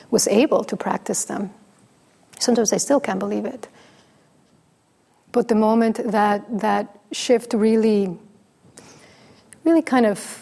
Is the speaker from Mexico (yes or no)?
yes; Mexico; first language Spanish; English is a second language; moved away; I'm from Mexico. It's my first language.